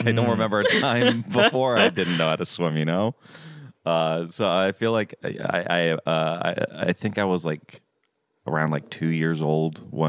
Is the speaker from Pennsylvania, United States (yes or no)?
no; Florida, United States; I grew up in Florida where there's pools everywhere.